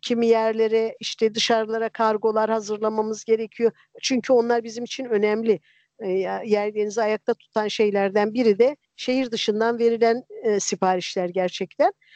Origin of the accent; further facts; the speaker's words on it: a central village of Erzincan, Turkey; now in İzmir, Turkey; çocukluğumun e, yılbaşıları Erzincan'ın mer- bir merkez köyünde e, 60'lı yılların sonunda 70'li yılların başında